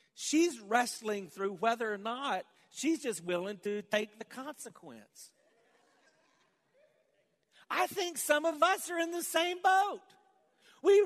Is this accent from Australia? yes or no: no; the South, United States; growing up in the South